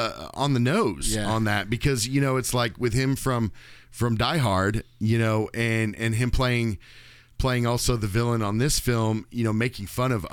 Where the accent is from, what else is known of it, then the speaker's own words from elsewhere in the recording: the South, United States; We're from the South